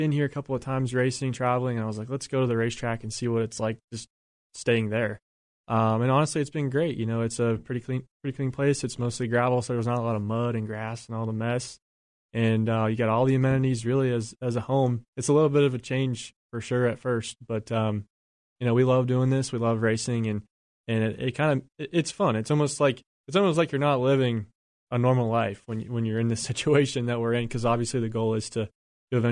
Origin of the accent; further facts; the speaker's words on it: West Virginia, United States; moved away as an adult; now in Charlotte, United States; I grew up in West Virginia